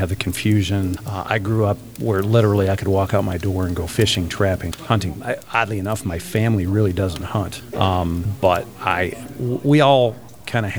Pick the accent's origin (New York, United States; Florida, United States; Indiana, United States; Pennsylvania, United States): New York, United States; upstate; Grew up in dairy country in upstate New York